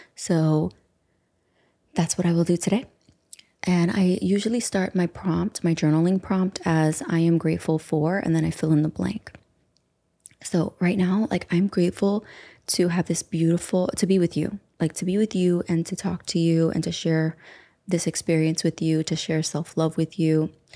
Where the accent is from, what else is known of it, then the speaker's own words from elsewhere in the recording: United States; we're from the United States